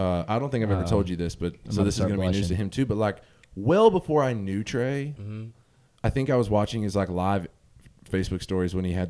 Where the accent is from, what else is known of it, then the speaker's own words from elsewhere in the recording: Arkansas, United States; now in Memphis, United States; I moved away from the city that I grew up in Northeast Arkansas is where I'm from.